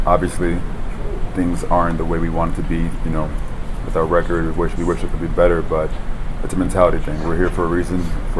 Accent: New Jersey, United States; born there; I'm not from South Florida. I was born in Jersey.

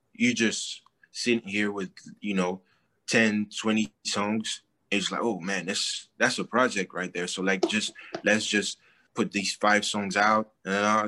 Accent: Paris, Île-de-France, France; also born or lived in Douala, Cameroon; I lived in Douala, but I was born in Paris, and like I stayed 4 years

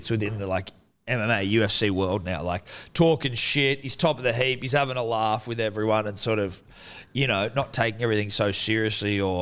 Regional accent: Australia; we're biased Australian to Australian

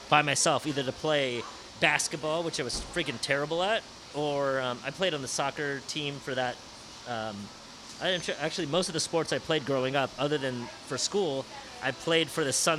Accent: San Francisco, California, United States; growing up in San Francisco, I grew up with three siblings.

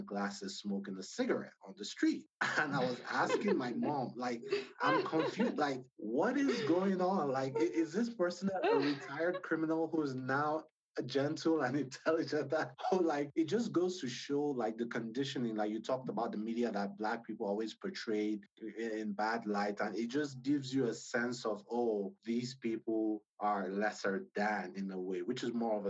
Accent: Nigeria; now in United States; growing up in Nigeria

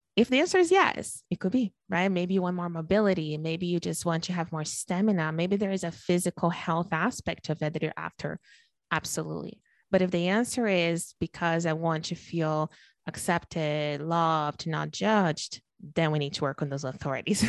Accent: Brazil; now in Canada; I'm born and raised in Brazil, I live in Canada now

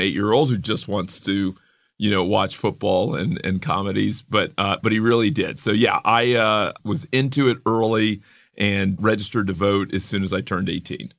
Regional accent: Miami, Florida, United States; a young black kid growing up in Miami in the seventies and eighties

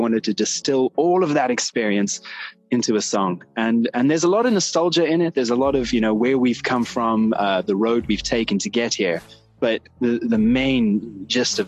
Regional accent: South Africa; moved away as an adult; now in United States; It's my homeland

